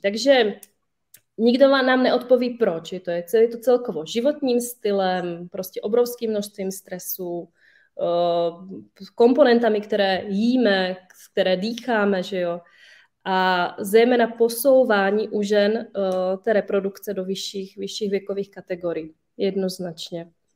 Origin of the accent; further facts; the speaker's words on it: Slovakia; now in Czech Republic; já sama jsem ze Slovenska